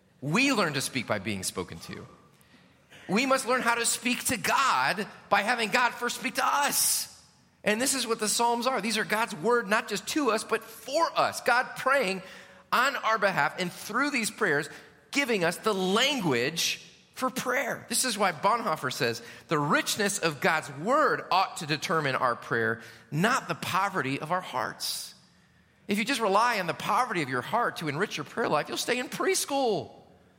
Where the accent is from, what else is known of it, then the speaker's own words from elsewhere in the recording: United States; especially as American Christians